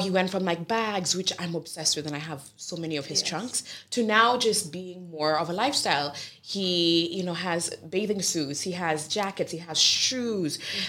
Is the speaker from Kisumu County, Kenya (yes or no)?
yes; Kisumu, Kisumu County, Kenya; now in Brooklyn, United States; I was born and raised in Kisumu, Kenya, which is a beautiful, quaint city right on Lake Victoria.